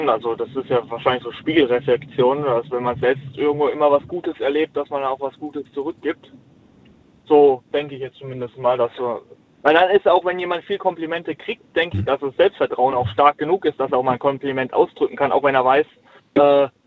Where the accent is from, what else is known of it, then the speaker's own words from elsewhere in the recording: Heidelberg, Baden-Württemberg, Germany; ich komme aus Heidelberg.